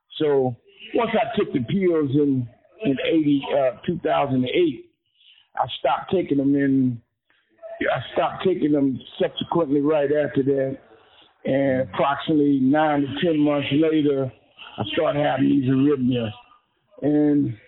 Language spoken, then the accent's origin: English; Indianapolis, Indiana, United States; I was born in Indianapolis, Indiana, 1959, 11/17.